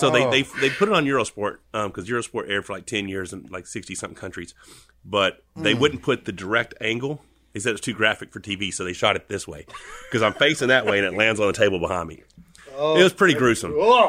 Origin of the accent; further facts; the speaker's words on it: Arkansas, United States; I'm from Arkansas. It's funny because we just went out there and saw that you guys are on the Ouachita River, and I actually grew up on Lake Catherine, which flows into the Ouachita River.